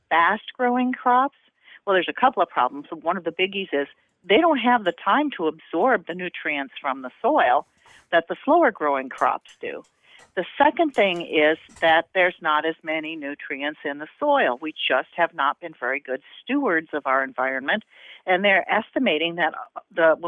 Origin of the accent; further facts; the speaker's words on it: Southern Indiana, United States; We didn't grow up in the South. We grew up in Southern Indiana